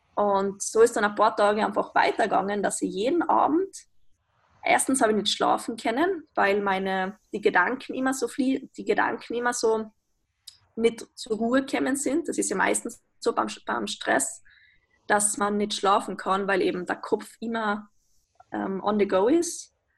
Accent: Austria; wie man vermutlich hören kann, ich bin aus Österreich

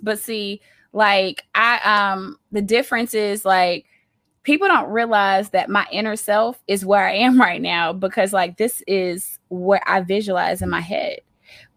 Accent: Auburn, Alabama, United States; I am from Auburn, Alabama

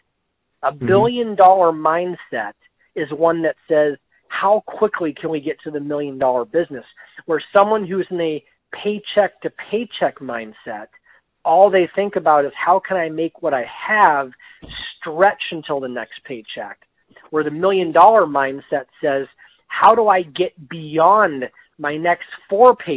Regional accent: Erie, Pennsylvania, United States; my hometown of Erie, Pennsylvania

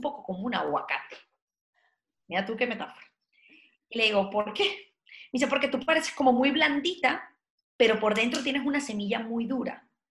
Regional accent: Venezuela; moved away as an adult; yo nací en un país de porfiados

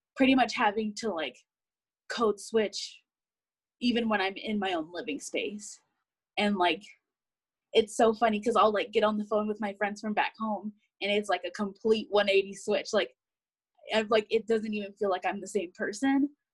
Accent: Indianapolis, Indiana, United States; moved away as an adult; now in Boise, United States; I'm from Indianapolis

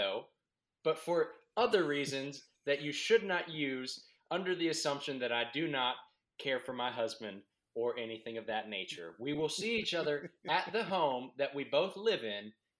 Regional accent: Brazil; Right. Yeah. And I'm from Brazil.

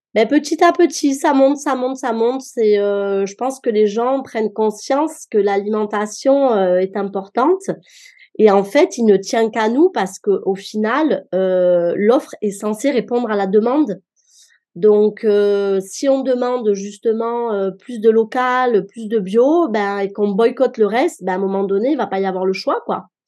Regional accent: Marseille, Provence-Alpes-Côte d'Azur, France; moved away as an adult; now in Mons, France; Je suis d'origine marseillaise

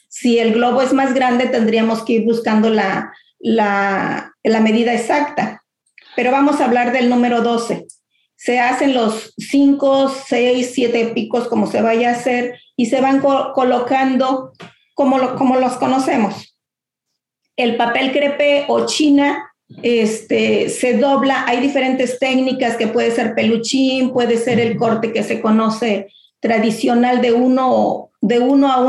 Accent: Mexico; nuestras tradiciones se mantengan y pues no, siendo mexicanos, yo lo que quiero es que mi descendencia sigan con ese gusto, ¿no?

